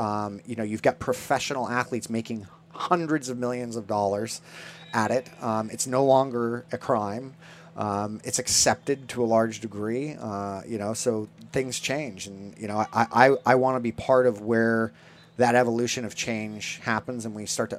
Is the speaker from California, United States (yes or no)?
yes; California, United States; growing up in Orange County in the 80s when punk rock was alive and well.